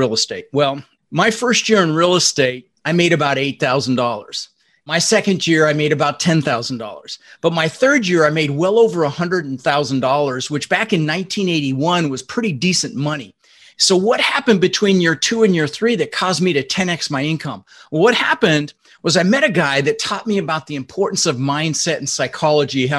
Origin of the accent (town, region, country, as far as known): Denver, Colorado, United States; born or raised there; English is a second language; also born or lived in Netherlands